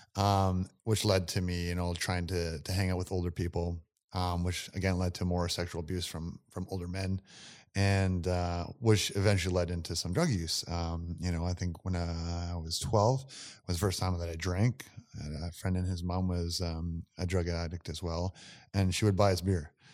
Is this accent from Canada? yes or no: yes; Campbell River, British Columbia, Canada; My hometown's Campbell River on the island.